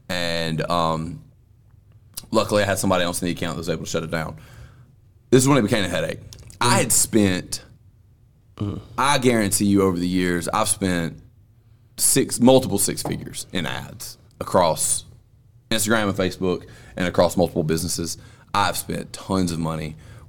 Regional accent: Alabama, United States; Yeah, we're both from Alabama.

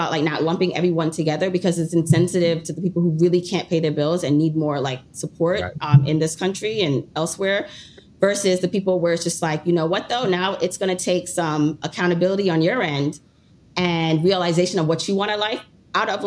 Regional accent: Jamaica; moved away; We came to this country. I'm from originally from Jamaica

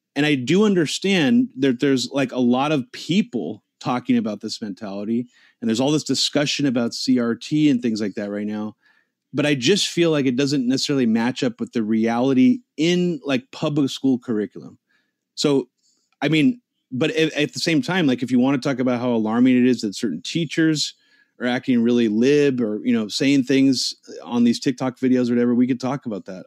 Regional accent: United States; I live in the United States. I grew up here.

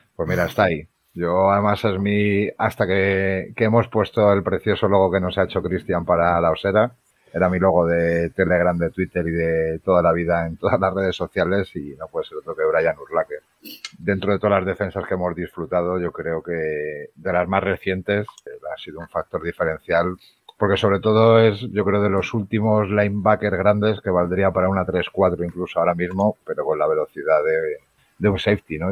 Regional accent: Madrid, Community of Madrid, Spain; yo soy de Madrid

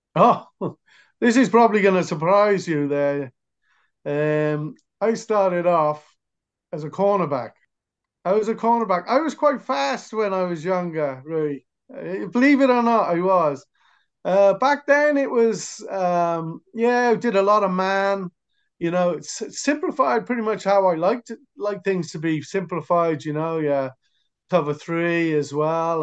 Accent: near Cardiff, Wales, United Kingdom; I'm from Wales, near Cardiff

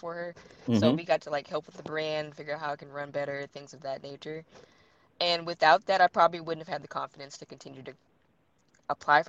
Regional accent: Shreveport, Louisiana, United States; also born or lived in Killeen, Texas; I am from Shreveport, Louisiana

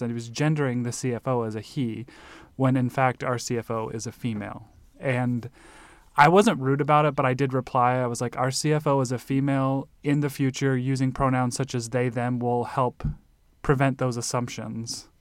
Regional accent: Nebraska, United States; also born or lived in Illinois; now in Arizona, United States; growing up in Nebraska and then in Illinois

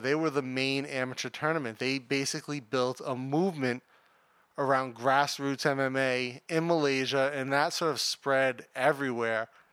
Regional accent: United States; I'm American

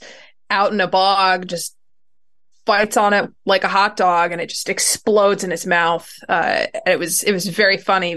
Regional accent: Northeastern Pennsylvania, United States; I grew up in Pennsylvania

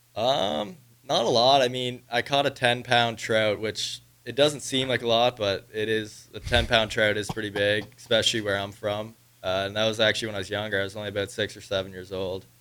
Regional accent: Prince Edward Island, Canada; moved away; I'm from Prince Edward Island, Canada, so it's a little island on the East Coast.

